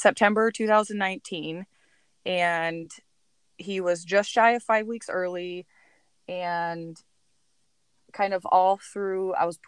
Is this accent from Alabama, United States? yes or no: no; Bay City, Michigan, United States; I grew up in the Bay City area